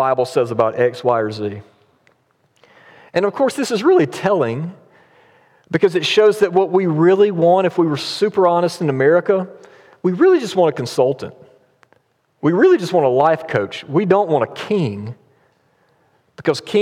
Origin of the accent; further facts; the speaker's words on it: United States; as American Christians